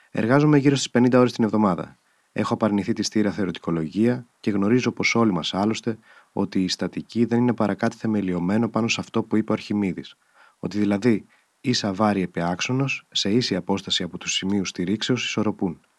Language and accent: Greek; Athens, Attica, Greece; born there; Γεννήθηκα όμω στην Αθήνα το 1936.